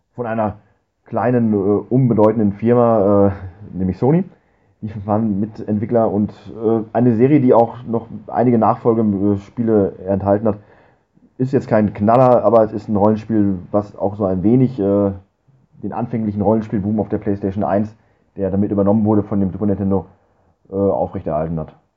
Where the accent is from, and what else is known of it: Germany